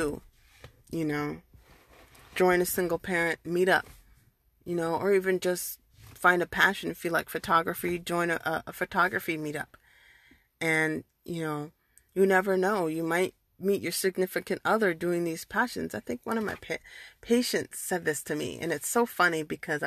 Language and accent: English; United States; I'm a first generation born and raised in America